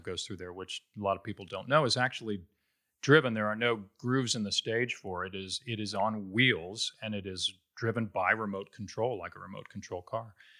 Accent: Cincinnati, Ohio, United States; moved away; I'm originally from Cincinnati, Ohio.

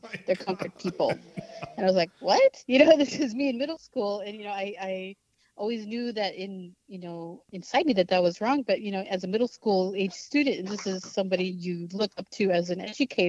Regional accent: Yakama Reservation, the Northwest, Washington, United States; I grew up in the Northwest on a Native reservation, Indian reservation, the Yakima Reservation

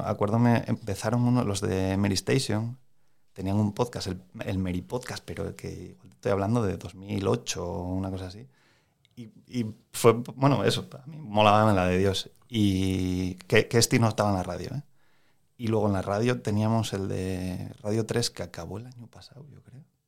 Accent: Moreda, Asturias, Spain; Yo soy de Moreda.

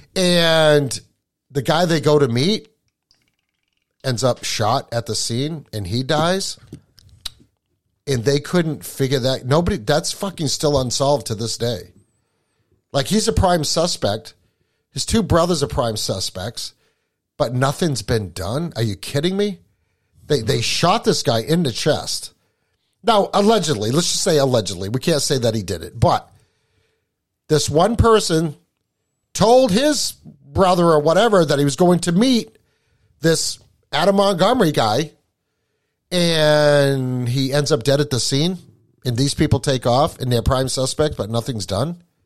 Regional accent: Appalachia, United States; now in New Hampshire, United States; I was born in Appalachia

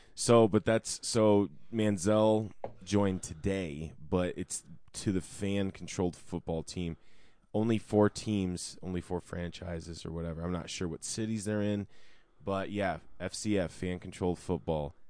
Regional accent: Denver, Colorado, United States; I live in Denver. I'm from Denver

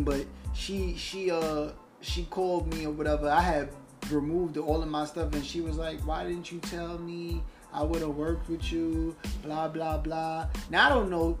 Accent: New York, United States; all my life coming up in motherfucking New York

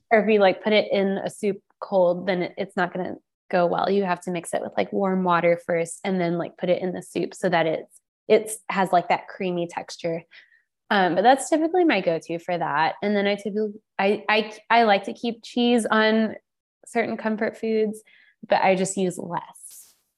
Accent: the South, United States; I grew up in the South, but I didn't grow up on Southern food

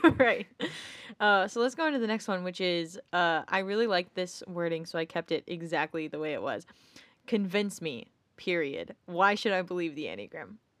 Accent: United States; as an American

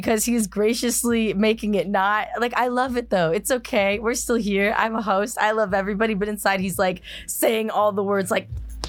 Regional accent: outside Chicago, Illinois, United States; moved away

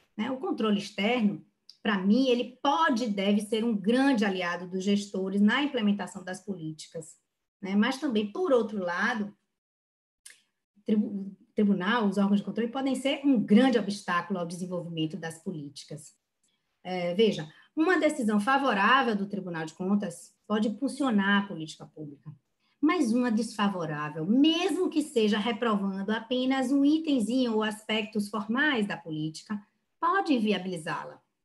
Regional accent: Bahia, Brazil; eu, como boa baiana

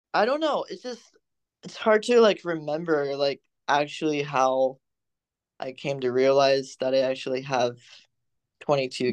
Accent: Fresno, California, United States; I'm from Fresno and there's not much to do in the valley

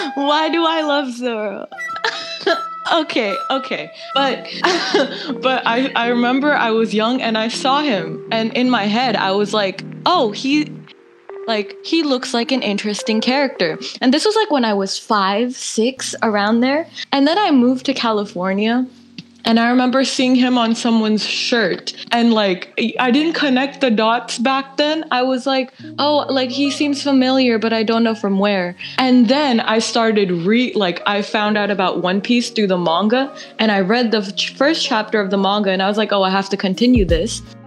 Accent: India; moved away; I was born in India

